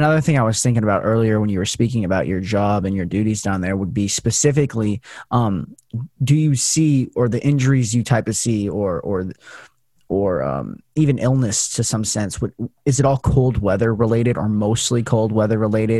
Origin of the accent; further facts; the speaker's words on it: Las Vegas, Nevada, United States; moved away as an adult; now in Portland, United States; I live in the, I'm from Vegas, so a lot of sunlight. And then I go to college up in Pacific Northwest in Portland.